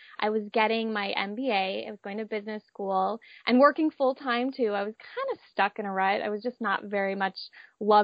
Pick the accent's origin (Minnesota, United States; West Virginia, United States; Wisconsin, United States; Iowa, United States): Minnesota, United States; moved away as an adult; now in San Diego, United States; I grew up in Minnesota, but moved out to San Diego for college